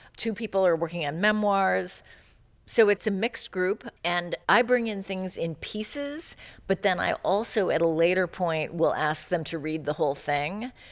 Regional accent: California, United States; also born or lived in Chicago; I grew up in California in the 70s

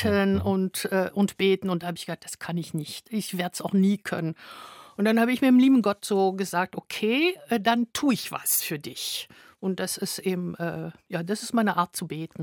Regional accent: France; moved away; Ich mhm. bin Französin

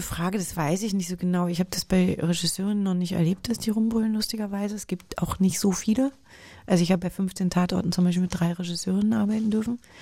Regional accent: Germany

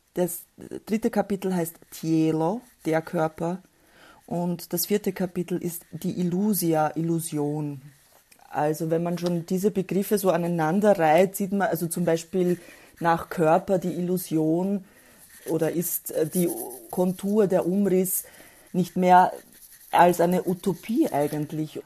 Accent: Austria; die kamen Anfang der 1970er Jahre nach Österreich wo ich dann auch geboren wurde

